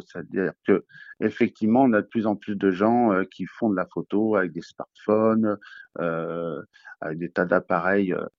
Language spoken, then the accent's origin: French; Nice, Provence-Alpes-Côte d'Azur, France; moved away as an adult; now in Toulouse, France; je viens plutôt de Nice, où j'ai passé mon enfance là-bas